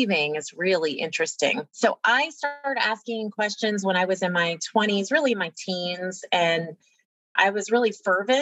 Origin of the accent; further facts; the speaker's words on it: Louisiana, United States; I grew up in Louisiana